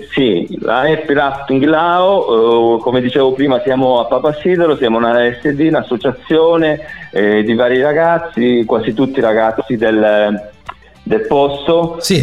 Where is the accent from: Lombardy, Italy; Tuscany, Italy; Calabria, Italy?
Calabria, Italy; moved away as an adult; decisi di tornarmene giù in Calabria